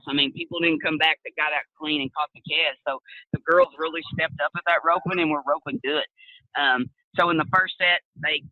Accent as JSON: {"language": "English", "town": "Stephenville", "region": "Texas", "country": "United States", "tie": "born or raised there", "said": "I'm from Steamboat, Texas. I was born and raised there"}